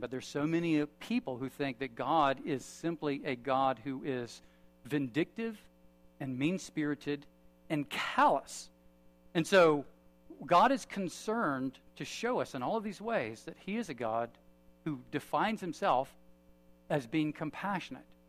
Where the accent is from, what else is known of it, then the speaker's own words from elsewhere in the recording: United States; I'm an American